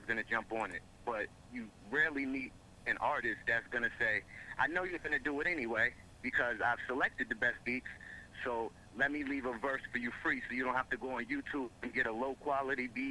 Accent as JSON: {"language": "English", "town": "Mount Vernon", "region": "New York", "country": "United States", "moved": "as an adult", "lives_now": "Haverstraw, United States", "said": "I'm originally from Mount Vernon, New York. Live in Haverstraw right now"}